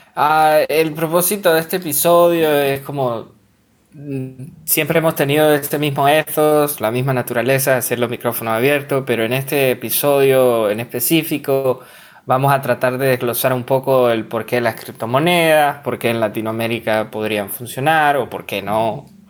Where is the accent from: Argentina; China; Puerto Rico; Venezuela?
Venezuela; soy venezolano